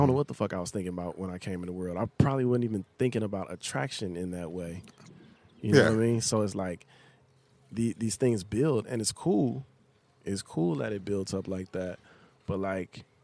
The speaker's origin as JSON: {"language": "English", "region": "the South", "country": "United States", "tie": "born or raised there", "said": "growing up in the South"}